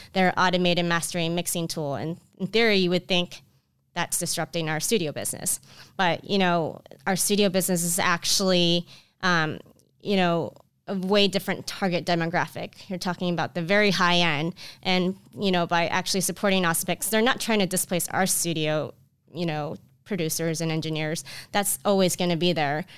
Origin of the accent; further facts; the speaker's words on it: Orlando, Florida, United States; I grew up in Orlando, Florida